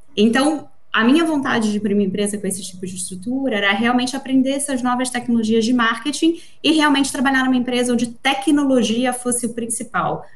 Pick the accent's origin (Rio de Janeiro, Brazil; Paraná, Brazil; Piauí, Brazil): Rio de Janeiro, Brazil; moved away; also born or lived in São Paulo; Eu acho que é importante pontuar pelo meu sotaque. Primeiro, eu sou carioca de nascimento, paulista de coração